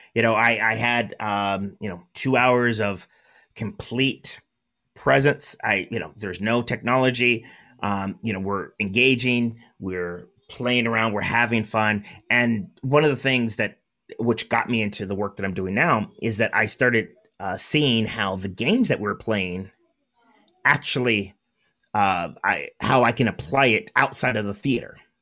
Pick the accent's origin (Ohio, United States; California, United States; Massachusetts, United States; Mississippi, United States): California, United States; Southern; I'm from Southern California